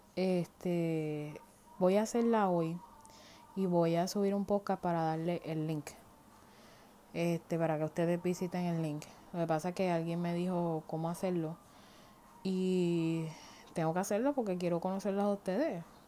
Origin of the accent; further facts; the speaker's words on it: Puerto Rico; moved away as an adult; now in United States; Yo soy nacida y criada en Puerto Rico hace 25 años atrás. Tuve que mudar a los Estados Unidos porque no me quedo de otra.